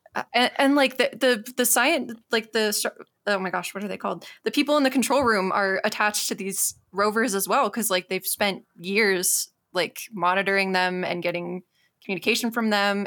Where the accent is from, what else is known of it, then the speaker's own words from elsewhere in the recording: Tucson, Arizona, United States; I grew up in Tucson